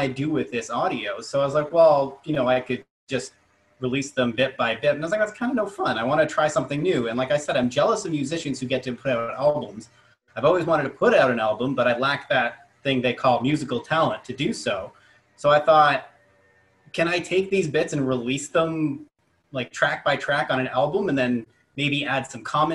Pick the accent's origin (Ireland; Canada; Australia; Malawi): Canada; Pickering, Ontario; also born or lived in Chilliwack / Vancouver; I'm currently a radio host in Toronto at 102.1 The Edge, roughly where I grew up in Southern Ontario. And I did my first radio shows back in high school in Pickering